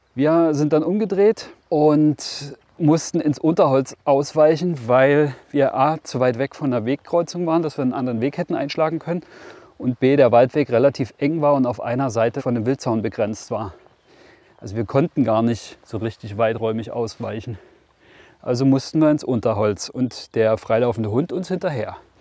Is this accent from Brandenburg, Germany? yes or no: yes; Brandenburg, Germany; bei uns in Brandenburg